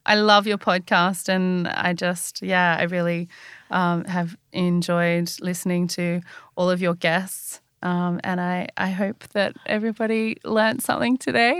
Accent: Australia; I'm Australian

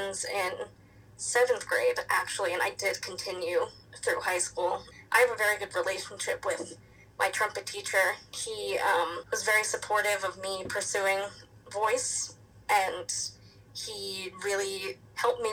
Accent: New York, United States; I am from New York

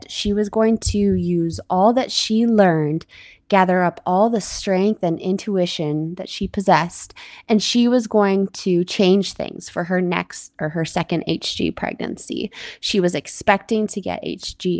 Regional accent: Canada; I'm your Canadian host

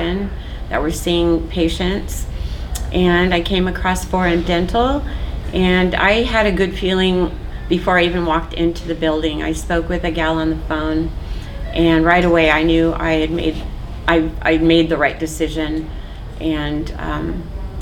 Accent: Orange County, California, United States; also born or lived in Hawaii; I grew up in Orange County, California.

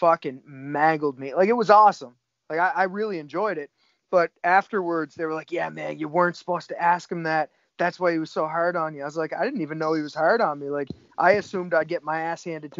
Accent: Cape Breton Island, Nova Scotia, Canada; I'm from Cape Breton Island in Canada. It's on the east coast of Canada

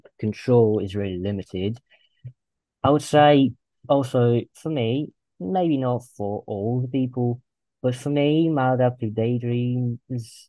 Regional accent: Russia; I'm from Russia. I live in a small town

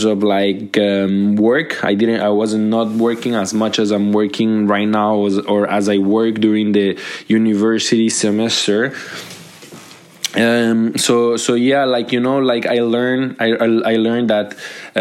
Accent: Colombia; now in Montreal, Canada; I'm from Colombia. I'm a Colombian immigrant

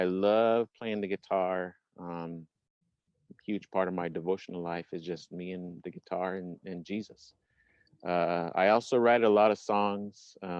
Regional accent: Bethel, Alaska, United States; my hometown of Bethel, which is about an hour, 747, just directly west of Anchorage. You can just go west until you hit the coast of Alaska. Small town, about close to 7,000 people in Alaska and Western Alaska.

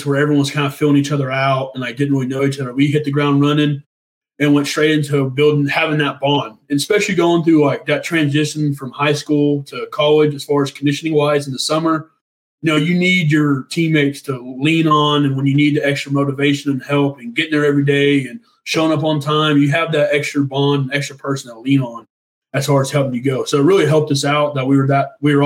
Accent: Noble, Oklahoma, United States; now in Edmond, United States; I'm from Noble, Oklahoma, which is like 45 minutes south of Edmonds

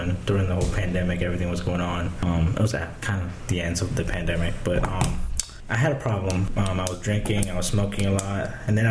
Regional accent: Prince George's County, Maryland, United States; also born or lived in Upper Marlboro, Maryland / St. Mary's County, Maryland; I grew up in Prince George County. All my elementary school years

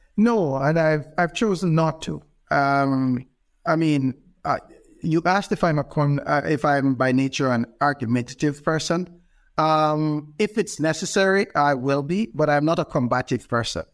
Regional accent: Jamaica; moved away as an adult; also born or lived in Edmonton, Alberta, Canada; now in Ontario, Canada; I'm Jamaican by birth. Uh, my wife and I moved to Edmonton, Alberta, um, uh, many years ago.

